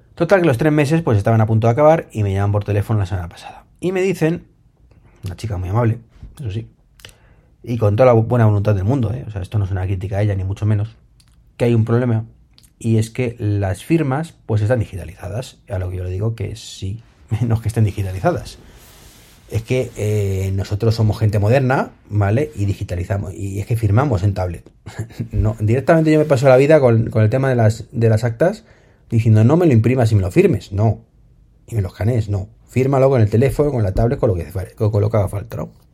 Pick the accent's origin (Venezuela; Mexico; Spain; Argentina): Spain; lo que sufrimos en España